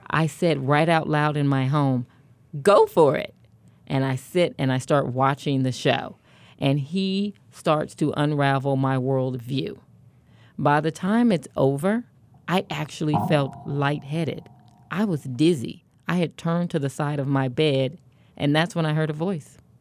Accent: Kansas City, Kansas, United States; I'm from Kansas City, Kansas, born and raised.

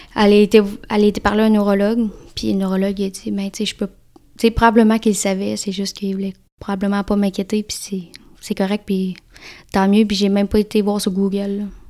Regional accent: Victoriaville, Quebec, Canada; moved away; je suis je native de Vito, Victoriaville, dans le centre du, dans le du Québec.

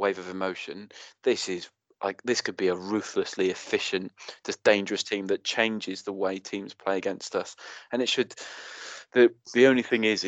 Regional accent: Cardiff, Wales, United Kingdom; Bale was, I think, the year below me at school, at a rival school, at Whitchurch High

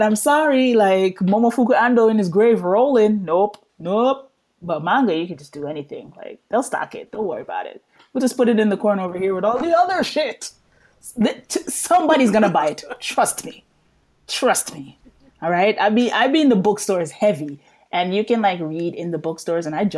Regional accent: New York, United States; accent: New York; also born or lived in Jamaica; now in Japan; the New York accent

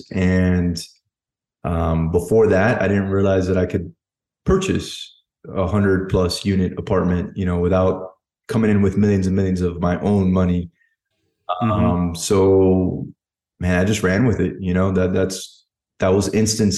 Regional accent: United States; Both parents Cuban, and then I was born in America

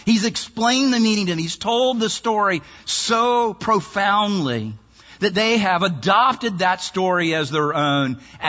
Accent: Maryland, United States; And you think, I'm from Maryland. I'm below the Mason-Dixon line.

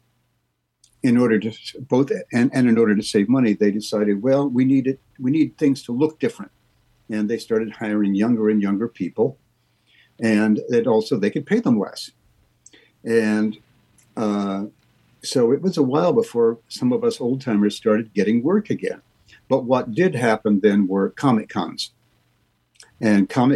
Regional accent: Lincoln, Nebraska, United States; moved away; I'm going to go to my hometown and live there for maybe 6 months, Lincoln, Nebraska

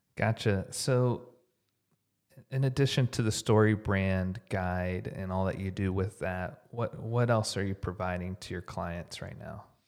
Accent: Houston, Texas, United States; now in Dallas, United States; I grew up in Houston

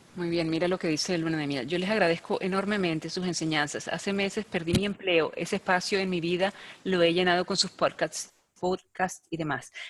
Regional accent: Venezuela; soy venezolana

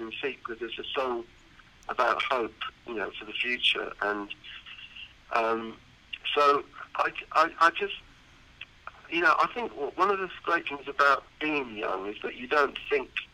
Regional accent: United Kingdom; I wanted to be in my home country

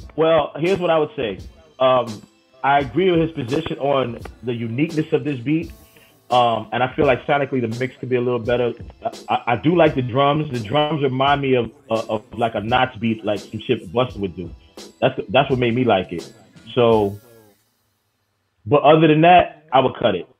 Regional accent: New York City, New York, United States; Growing up in Queens

